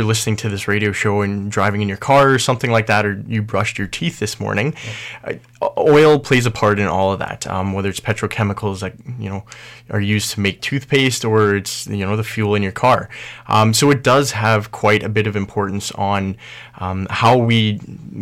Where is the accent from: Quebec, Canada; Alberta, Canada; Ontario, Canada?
Alberta, Canada; Edmonton; growing up in Edmonton or in Alberta, you're surrounded by the environments of oil and gas